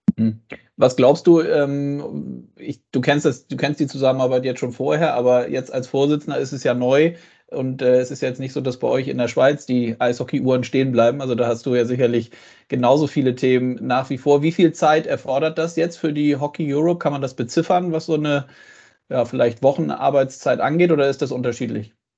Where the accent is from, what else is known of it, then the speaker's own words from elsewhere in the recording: Germany; bei uns in Deutschland